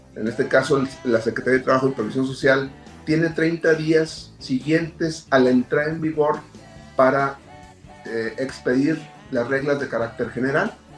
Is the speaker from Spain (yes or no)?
no; Mexico; como buenos mexicanos acostumbrábamos